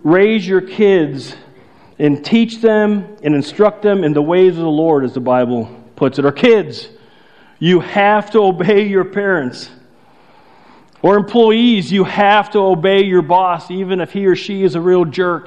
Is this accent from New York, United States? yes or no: no; outside Chicago, Illinois, United States; moved away; I grew up outside Chicago